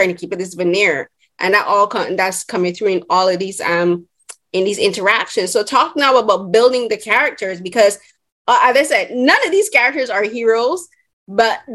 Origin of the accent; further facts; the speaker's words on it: Barbados; first language English; I'm from Barbados, and our first and only like main language is English